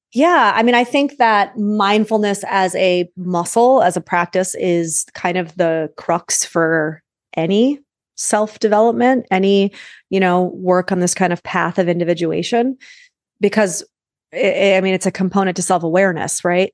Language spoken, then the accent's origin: English; New York, United States; I'm a New Yorker